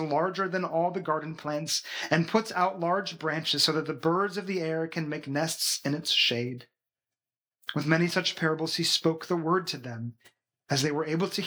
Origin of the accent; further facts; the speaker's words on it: Washington, United States; moved away as an adult; also born or lived in Florida / Massachusetts; now in Belgium; we were born and raised in Washington State, the very corner of the United States